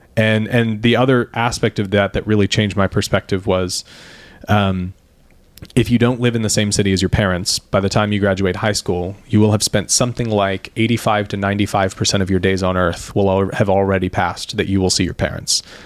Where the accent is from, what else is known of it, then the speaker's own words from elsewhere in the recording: Sarasota, Florida, United States; growing up in Florida